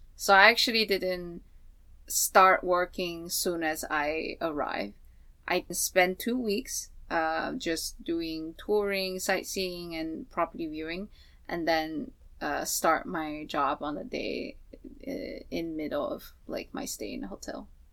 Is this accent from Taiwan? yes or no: yes; Taiwan; moved away; I'm from Taiwan.